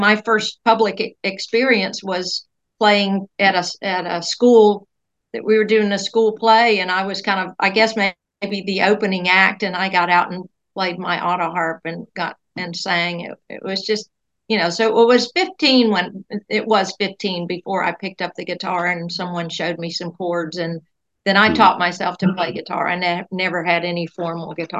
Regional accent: Scottsville, Virginia, United States; also born or lived in Altavista, Virginia; now in Indiana, United States; I grew up in Central Virginia.

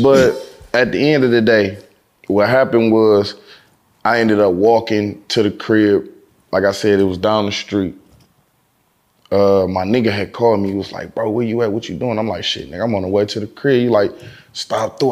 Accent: Detroit, Michigan, United States; I'm from Detroit

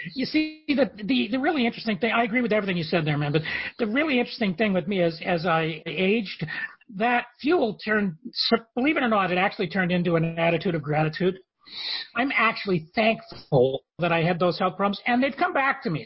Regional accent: Canada; I'm from Canada

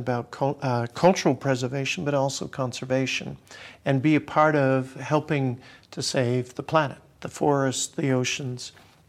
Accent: Canada; also born or lived in Australia; I spent time in Africa. I grew up in Australia. I'm from Canada that has a rich history of traditional culture.

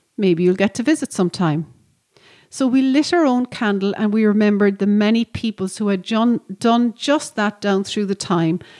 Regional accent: County Cork, Munster, Ireland; As a little girl growing up in County Cork

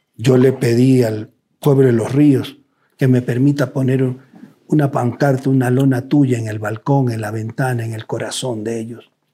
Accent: Los Ríos, Ecuador; Yo como ecuatoriano, como riocense

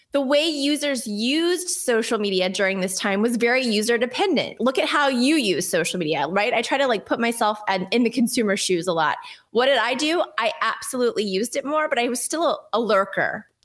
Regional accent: Texas, United States; now in New Jersey, United States; Well, I'm from Texas. My accent's mostly gone except for the y'all.

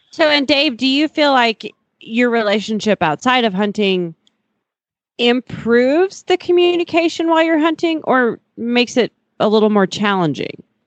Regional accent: Montana, United States; I'm from Montana

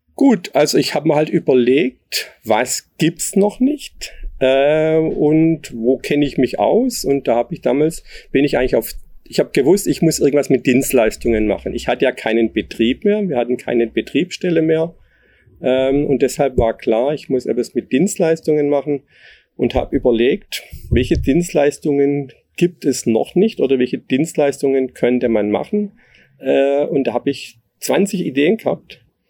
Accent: Neckarwestheim, Baden-Württemberg, Germany; ich komme hier aus dem Ort, also hier aus Neckar-Westheim. Äh, wir hatten zu Hause einen landwirtschaftlichen Gemischbetrieb

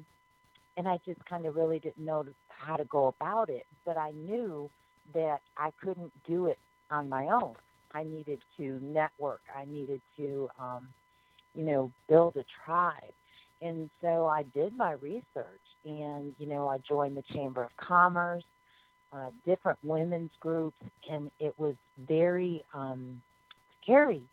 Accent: Chicago, Illinois, United States; now in Gulf Coast, United States; I'm from the Chicagoland area, so I really didn't know anybody here on the coast at all when I moved here

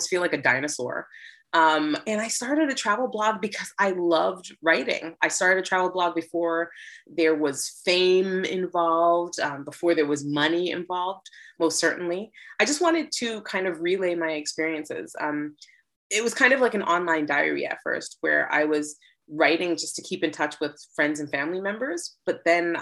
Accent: Toronto, Ontario, Canada; moved away as an adult; now in New York City, United States; I hail from Toronto, Canada

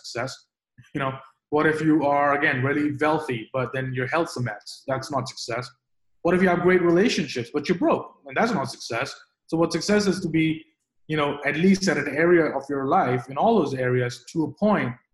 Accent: Delhi, India; moved away as an adult; also born or lived in London, United Kingdom; now in New York, United States; I grew up in India. I grew up in Delhi, the capital of India. So I was there until I was 18

